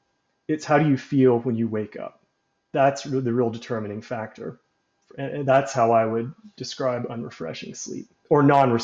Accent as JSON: {"language": "English", "town": "Birmingham", "region": "Alabama", "country": "United States", "tie": "born or raised there", "said": "I'm 34, and I grew up in Birmingham, Alabama, and that's where I currently am."}